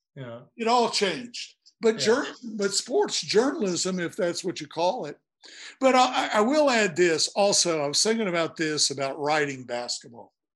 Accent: Blacksburg, Virginia, United States; I'm from Blacksburg

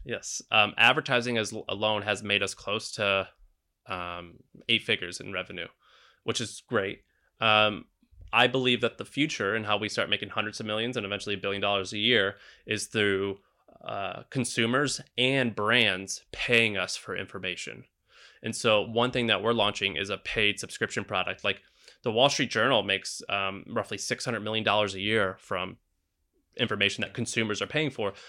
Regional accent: Missouri, United States; now in San Francisco, United States; I'm from Missouri

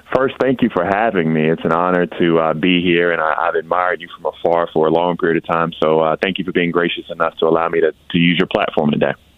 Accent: Denmark, South Carolina, United States; the water is not potable in my hometown of Denmark.

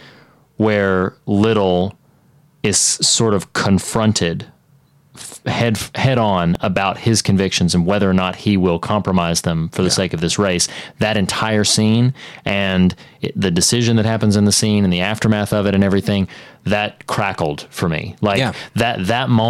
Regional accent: the South, United States; I'm from the South

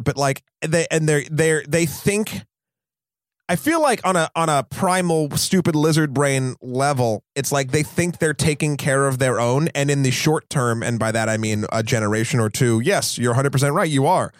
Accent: Amherst, New Hampshire, United States; I grew up in Amherst, New Hampshire, which is a very affluent place

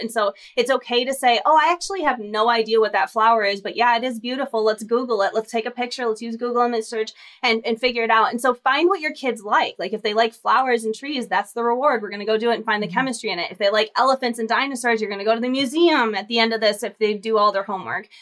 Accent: Michigan, United States; moved away as an adult; now in Texas, United States; I'm from Michigan originally, so my O's come out when I get really excited, but I've been in Texas for the last 12 years, so I have this kind of odd y'all

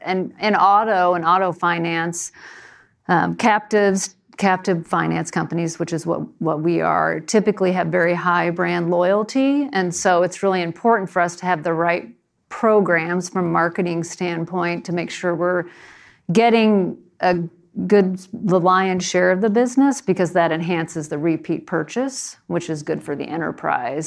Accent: New Jersey, United States; moved away; I was growing up in New Jersey

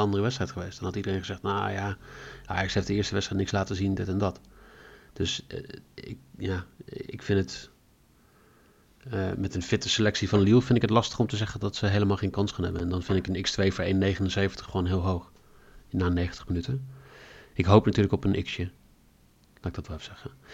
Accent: Netherlands; wij natuurlijk als Nederlanders

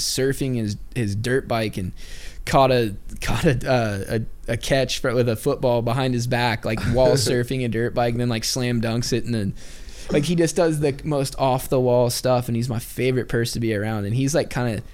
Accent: Oregon, United States; I grew up in Oregon

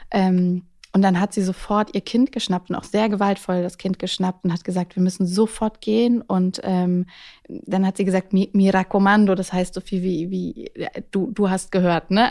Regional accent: Baden-Württemberg, Germany; accent: Baden dialect; now in Hamburg, Germany; meine Jugend im Süden

